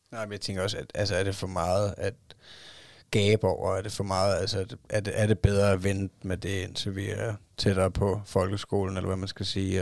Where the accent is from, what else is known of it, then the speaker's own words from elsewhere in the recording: Denmark; min kone hun er fra Thailand, og jeg er fra Danmark